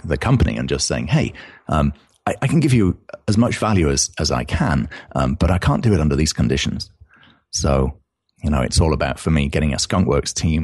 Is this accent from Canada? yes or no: no; United Kingdom; accent: British; I'm British, as you can originally, as you can tell here, from my accent